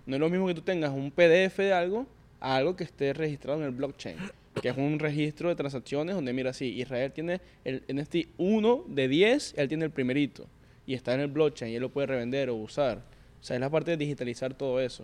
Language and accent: Spanish; Venezuela; moved away as an adult; now in New York, United States; Yo llegué de Venezuela directamente a Nueva York.